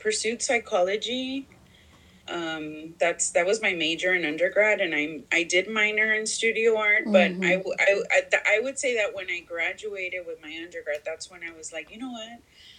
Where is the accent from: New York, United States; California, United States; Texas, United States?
Texas, United States; Houston; moved away as an adult; also born or lived in Laredo, Texas / Chicago; I grew up in Houston, in a predominantly African-American community